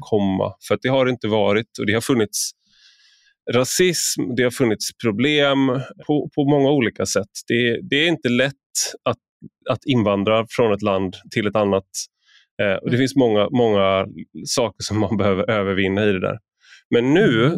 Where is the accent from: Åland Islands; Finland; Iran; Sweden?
Sweden; jag har inget annat land, så att säga, jag har ingen annan, ingen annan bakgrund än, även mm. mitt namn antyder det, men det har jag inte. Jag är bara svensk